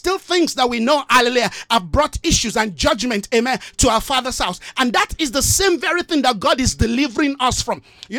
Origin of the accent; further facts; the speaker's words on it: Nigeria; I love my country. I'm a Nigerian. I love my country as a Nigerian, but guess what? That's just a place of birth for me.